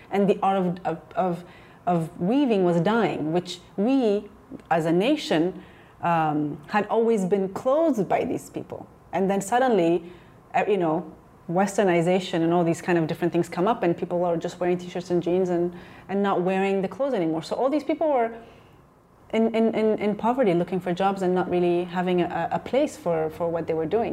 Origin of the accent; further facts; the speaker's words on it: Ethiopia; moved away; also born or lived in Chicago / New York; growing up in Ethiopia and really growing up, you know, seeing poverty all around